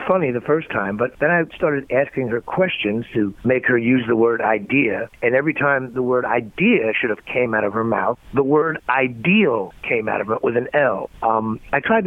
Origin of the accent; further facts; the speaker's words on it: Massachusetts, United States; moved away; I was originally from Massachusetts